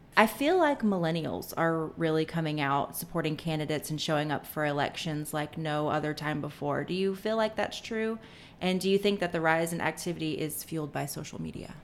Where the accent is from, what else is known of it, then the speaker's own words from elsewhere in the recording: Atlanta, Georgia, United States; moved away; also born or lived in Texas; I grew up in Atlanta